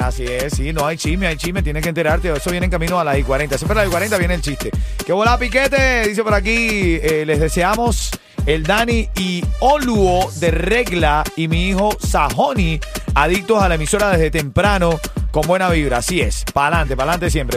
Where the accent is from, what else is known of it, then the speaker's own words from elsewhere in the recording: Venezuela; now in Miami, United States; Yo soy venezolano